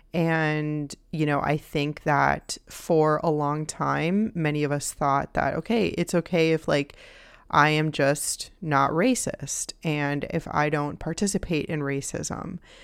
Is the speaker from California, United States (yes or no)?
no; Miami, Florida, United States; I grew up in Miami